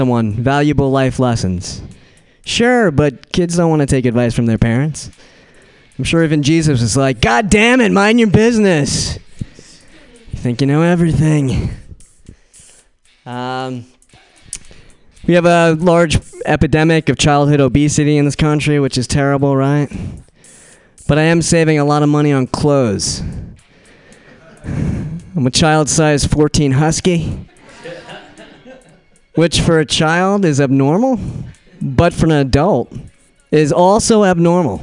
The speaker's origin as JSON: {"language": "English", "town": "Brooklyn", "region": "New York", "country": "United States", "accent": "Brooklyn", "said": "I'm from Brooklyn. That's my Brooklyn accent."}